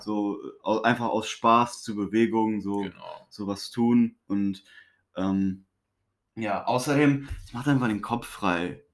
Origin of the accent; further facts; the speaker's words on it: Honduras; moved away; ich bin in Honduras aufgewachsen